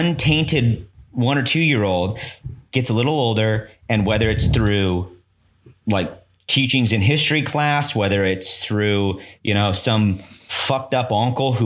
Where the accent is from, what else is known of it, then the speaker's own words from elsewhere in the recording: Kearney, Nebraska, United States; also born or lived in Omaha; When I moved to Omaha from Kearney